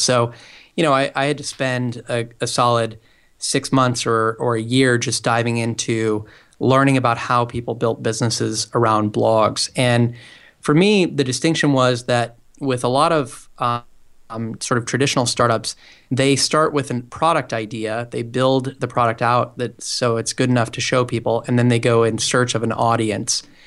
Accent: Portland, Oregon, United States; moved away as an adult; now in San Francisco, United States; I'm originally from the Portland, Oregon area

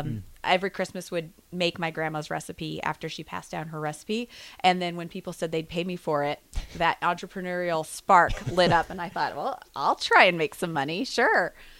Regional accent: Lincoln, Nebraska, United States; also born or lived in Texas (TCU); I am an Eastside graduate, so grew up here in Lincoln. Went to school at TCU, came back, met a great guy, started a family. So we live here.

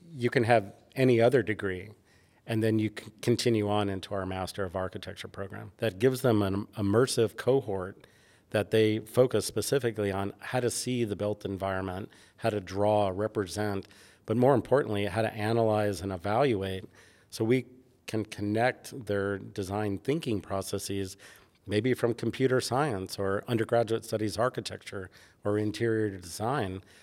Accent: New York City, New York, United States; moved away; growing up in New York

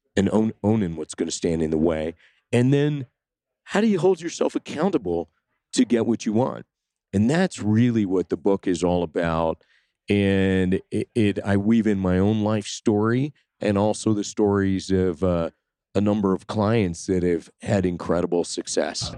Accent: Sudbury, Ontario, Canada; I grew up in Canada in a small town, two hundred fifty miles north of Toronto. It's called Sudbury

